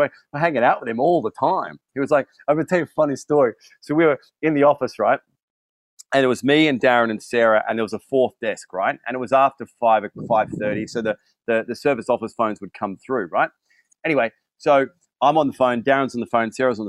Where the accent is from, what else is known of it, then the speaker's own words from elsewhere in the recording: London, United Kingdom; Yeah, I'm here from London.